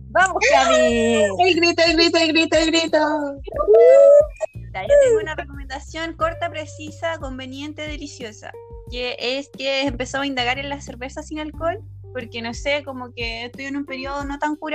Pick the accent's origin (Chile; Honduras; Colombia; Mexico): Chile; Concón, Valparaíso; conozco N gente que le he dicho que soy de Concon y ellos dicen, ah, yo también, soy de Bosque. Bosque de Montemar, que yo te digo que es donde te digo que es como el lugar como más piola